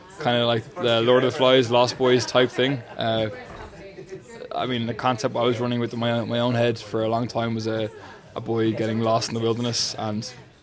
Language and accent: English; Dublin, Leinster, Ireland; I'm from Finglas.